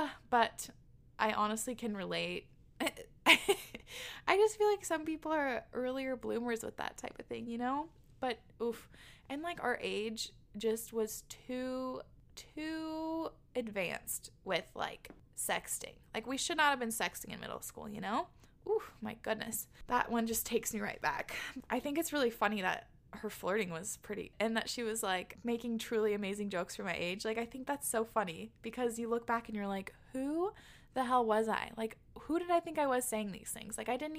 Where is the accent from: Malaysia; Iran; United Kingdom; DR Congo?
United Kingdom; England; By the way, I'm from England in the countryside, and it's completely normal to start drinking young because there's nothing else to do.